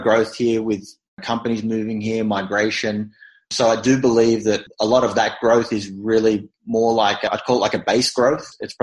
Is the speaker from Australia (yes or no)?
yes; Australia; accent: Australian; moved away